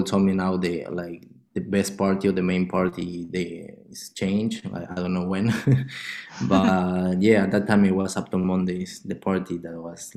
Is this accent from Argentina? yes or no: yes; Argentina; I'm coming from Argentina.